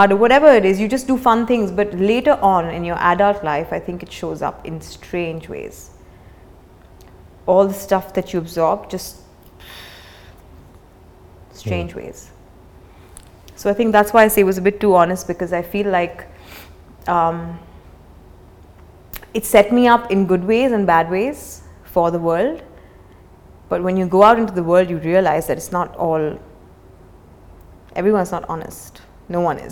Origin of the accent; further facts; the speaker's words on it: India; also born or lived in Mumbai; a kid growing up in India